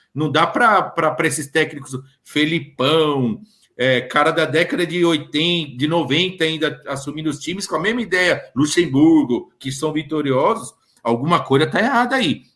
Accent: Brazil; a gente é brasileiro

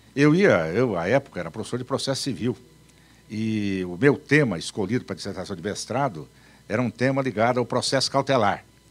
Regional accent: Paraná, Brazil; also born or lived in Campo Grande, Mato Grosso do Sul; Eu nasci em Campo Grande, no Mato Grosso. Faz tanto tempo que eu nem vou dizer para vocês quanto. Mas com três anos eu já estava no Paraná

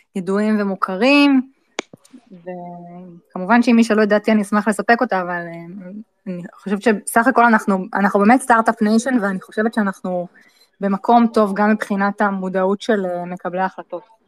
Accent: Israel

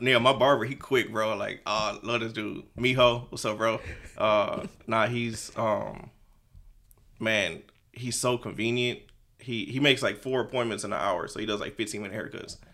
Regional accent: Houston, Texas, United States; I'm from Houston. Um, I'm on the nor-, from the north side

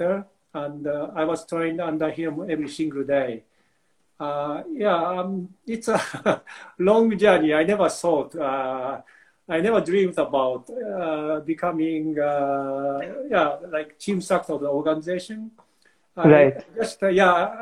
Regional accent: Japan; English is a second language; moved away as an adult; now in Burlington, Canada; When I was children, growing up in Japan

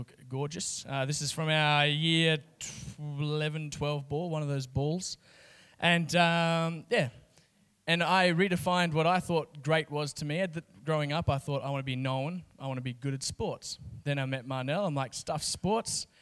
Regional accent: Kalgoorlie, Western Australia, Australia; I grew up in Kalgoorlie, 30,000 people.

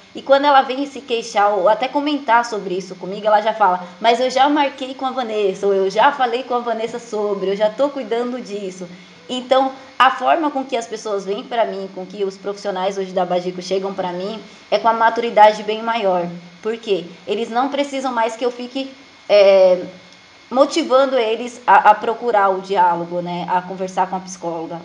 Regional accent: Alagoas, Brazil; now in Jandira, Brazil; eu sou de Alagoas, né, mas atualmente moro em Jandira, São Paulo

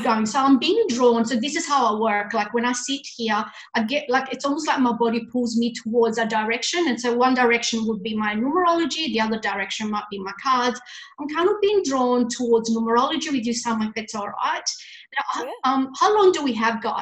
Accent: Italy; moved away; I was brought up in Italy.

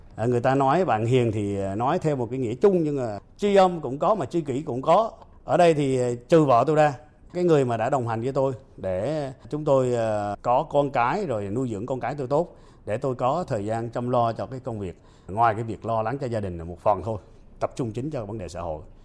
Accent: Phu Yen, Vietnam; sinh ra và lớn lên ở Phú Yên

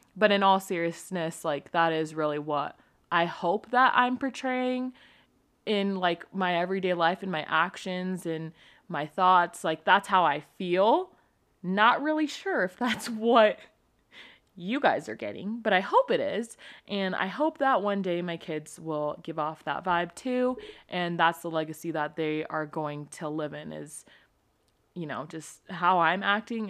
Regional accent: California, United States; now in Utah, United States; I'm from California.

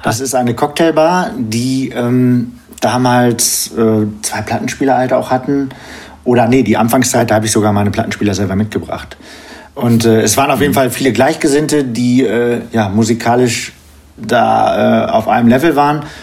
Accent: Geseke, North Rhine-Westphalia, Germany; now in Paderborn, Germany; komme aus Paderborn, gebürtig aus Störmede, ist bei Geseke

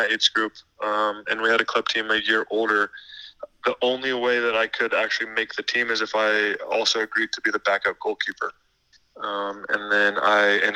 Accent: San Luis Obispo, California, United States; I grew up in Central Coast of California, San Luis Obispo

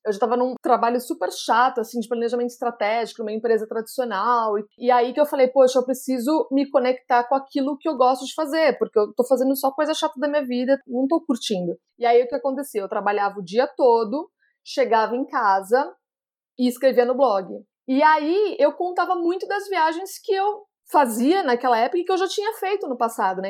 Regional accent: Jundiaí, São Paulo, Brazil; also born or lived in United States; eu nasci aqui em Jundiaí, no interior de São Paulo

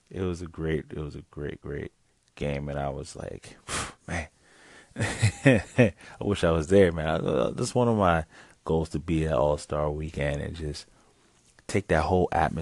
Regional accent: United States; Me being American myself

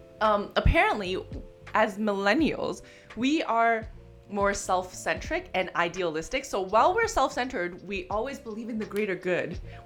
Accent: Canada; we're Canadian.

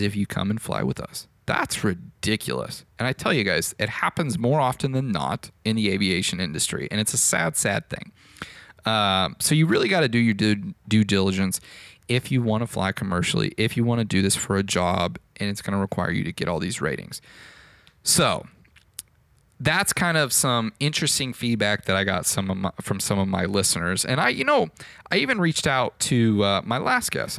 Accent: Fort Worth, Texas, United States; there was a flight school here in my hometown of Fort Worth

